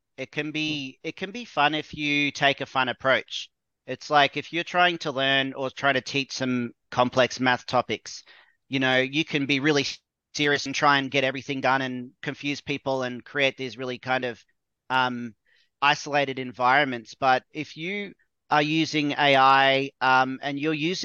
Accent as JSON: {"language": "English", "country": "Australia", "said": "I'm from Australia."}